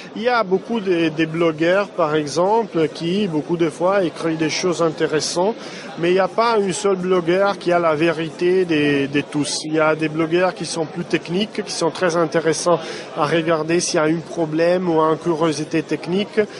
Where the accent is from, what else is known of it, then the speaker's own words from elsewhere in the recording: Italy; French is a second language; Je suis italien